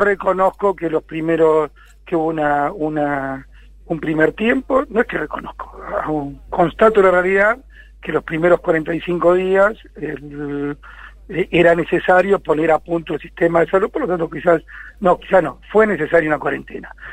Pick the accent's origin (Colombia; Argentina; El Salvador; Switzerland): Argentina